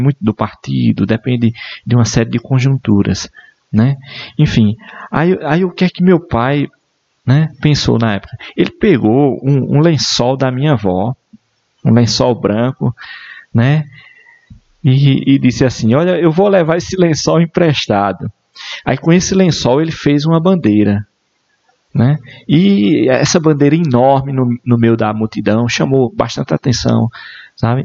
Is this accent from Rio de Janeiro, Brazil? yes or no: no; Esperança, Paraíba, Brazil; also born or lived in Campina Grande; eu só fiz nascer em Campina Grande, né? Toda a minha vida, toda a, a minha história familiar e também é, a educação foi toda aqui no município de Esperança